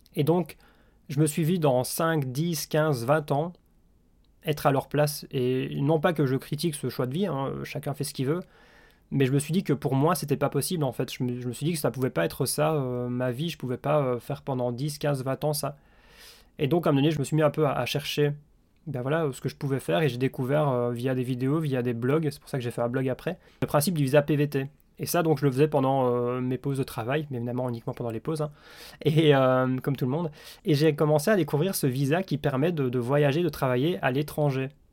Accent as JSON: {"language": "French", "country": "Belgium", "also_born_or_lived": "Liège / Australia", "said": "je suis belge."}